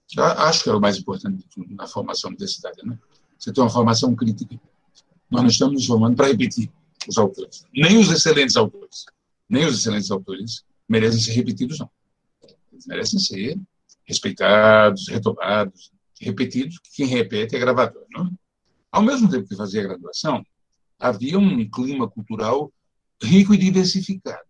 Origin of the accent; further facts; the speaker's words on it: Natal, Rio Grande do Norte, Brazil; moved away as an adult; now in São Paulo, Brazil; Eu nasci em Natal, Rio Grande do Norte, onde eu vivi até 19 anos eu vim morar em São Paulo no início de 1970